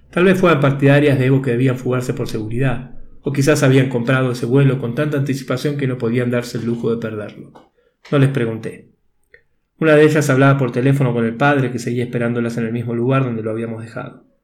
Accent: Argentina; now in Bolivia; Soy argentino, desde enero vivo en Bolivia y tenía que viajar a Panamá por trabajo.

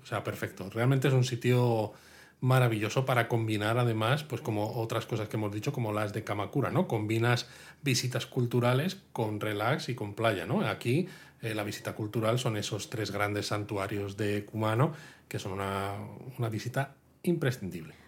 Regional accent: Madrid, Community of Madrid, Spain; yo soy de Madrid

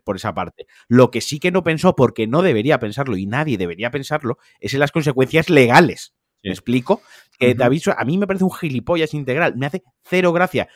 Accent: Valencian Community, Spain; como valenciano

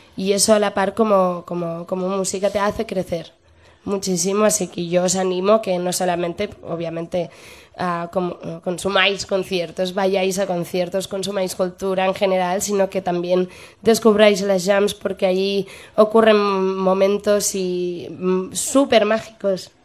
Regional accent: Barcelona, Catalonia, Spain; moved away as an adult; now in Madrid, Spain; amo Barcelona porque es mi tierra

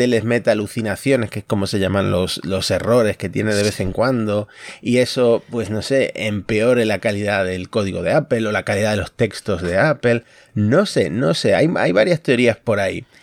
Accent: Concordia, Entre Ríos, Argentina; now in Spain; estoy en mi ciudad natal, Concordia

